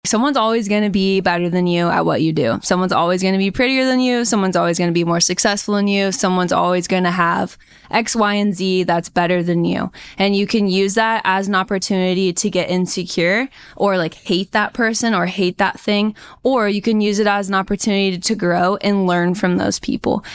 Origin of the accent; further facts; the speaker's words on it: Indiana, United States; moved away as an adult; now in San Diego County, California, United States; I grew up in Indiana. Super strong Midwest roots